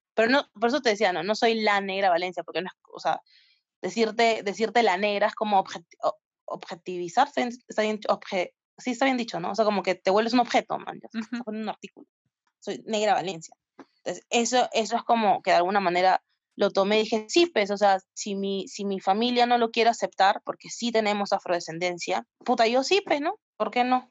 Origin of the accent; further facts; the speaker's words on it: Peru; como peruanos o peruanes